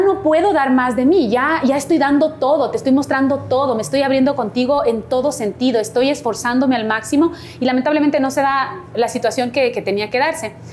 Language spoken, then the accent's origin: Spanish; Cumbayá, Pichincha, Ecuador; Me metí de, reina de mi parroquia, yo soy de Cumbayá